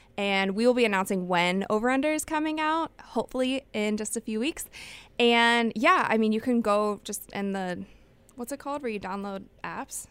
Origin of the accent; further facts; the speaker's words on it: Cleveland, Ohio, United States; I will be going to Cleveland. That's my hometown